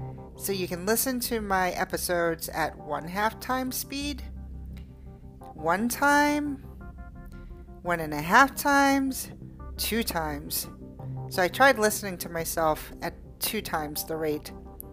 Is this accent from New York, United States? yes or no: yes; New York, United States; Even though I'm from New York, my speech isn't necessarily at a fast pace.